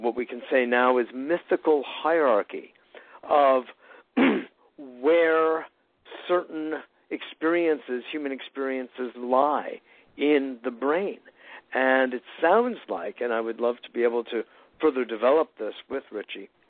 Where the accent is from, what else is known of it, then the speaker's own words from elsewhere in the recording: Westport, Connecticut, United States; I grew up in Westport, Connecticut